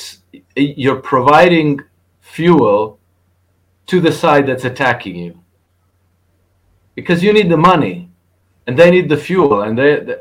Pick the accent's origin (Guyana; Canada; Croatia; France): Croatia; I'm from Croatia.